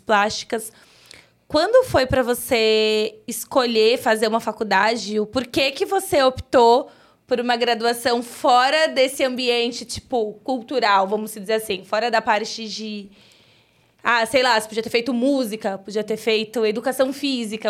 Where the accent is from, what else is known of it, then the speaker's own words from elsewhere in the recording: São Paulo, Brazil; now in Osasco, Brazil; Eu moro em Osasco, mas sou cria do Grajaú